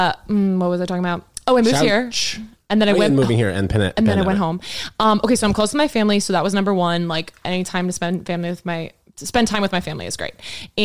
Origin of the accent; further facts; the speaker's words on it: Texas, United States; Like going from Texas to Oklahoma was such a culture shock